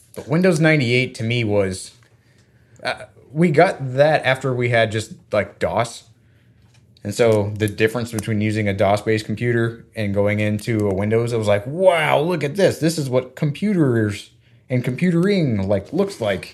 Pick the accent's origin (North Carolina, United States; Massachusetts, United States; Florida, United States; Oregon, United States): Florida, United States; I grew up in Florida